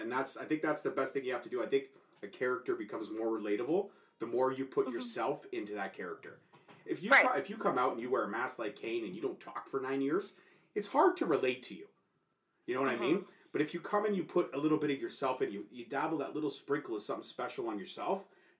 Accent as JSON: {"language": "English", "country": "Canada", "said": "But I'm Canadian, sure."}